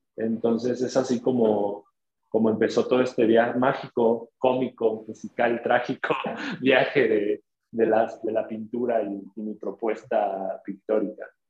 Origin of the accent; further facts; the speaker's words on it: Tuxtla Gutiérrez, Chiapas, Mexico; las periferias de, Tuxtla, que es de donde, de donde soy.